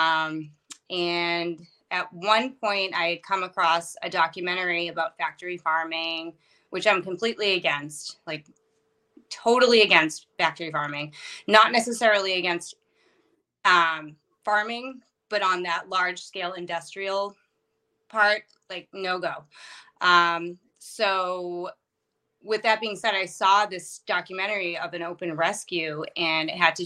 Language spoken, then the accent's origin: English; Massachusetts, United States; moved away as an adult; also born or lived in Maine; now in New Hampshire, United States; I'm from Massachusetts, and I still work there.